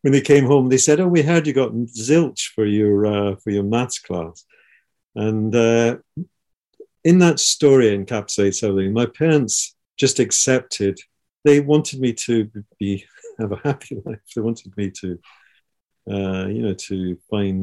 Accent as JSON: {"language": "English", "town": "Edinburgh", "region": "Scotland", "country": "United Kingdom", "tie": "born or raised there", "said": "I grew up in Scotland, in Edinburgh, in Scotland"}